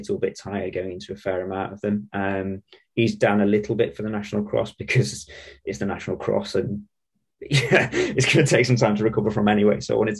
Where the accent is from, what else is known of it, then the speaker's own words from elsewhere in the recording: Sheffield, Yorkshire and the Humber, United Kingdom; I'm from Sheffield